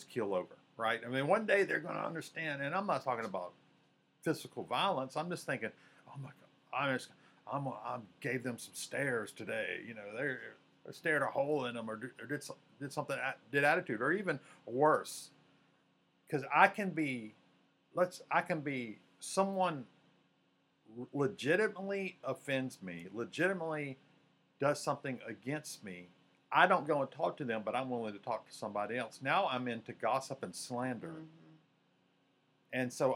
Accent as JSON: {"language": "English", "region": "Mississippi", "country": "United States", "tie": "born or raised there", "also_born_or_lived": "Louisiana / Georgia / Alabama", "moved": "as an adult", "said": "I was born in Mississippi, but I've served in Louisiana, Georgia, Alabama"}